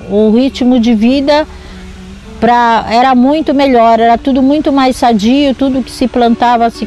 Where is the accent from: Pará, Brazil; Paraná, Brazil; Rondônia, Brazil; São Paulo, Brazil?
São Paulo, Brazil; São Sebastião; Nasci aqui em Boiscanga